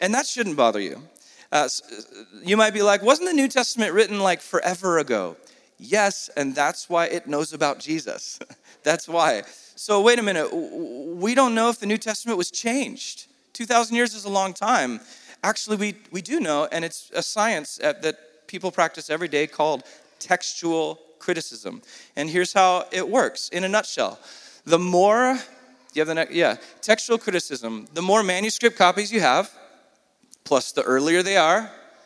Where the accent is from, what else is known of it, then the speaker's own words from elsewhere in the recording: San Diego, California, United States; if I was born in Saudi instead of San Diego